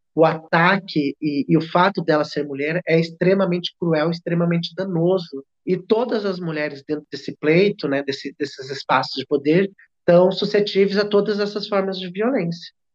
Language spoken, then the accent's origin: Portuguese; Brazil; a gente, enquanto brasileira